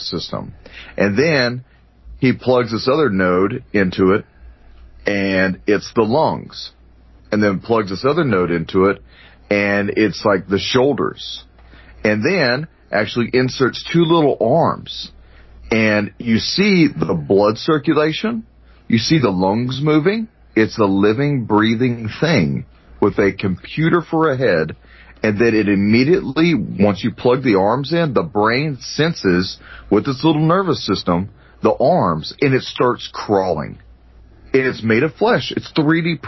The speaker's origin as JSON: {"language": "English", "region": "Texas", "country": "United States", "accent": "Texas", "said": "There's my Texas accent"}